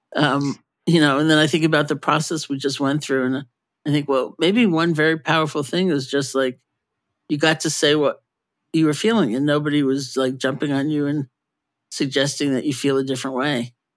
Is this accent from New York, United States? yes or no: yes; New York City, New York, United States; I grew up in New York City too